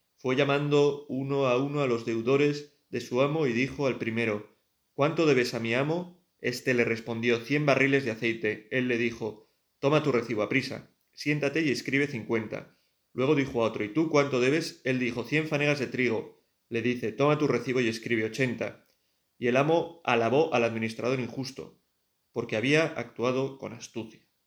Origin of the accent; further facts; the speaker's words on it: Pamplona, Navarre, Spain; also born or lived in Tudela; Pamplona, que es de donde yo soy y donde está mi familia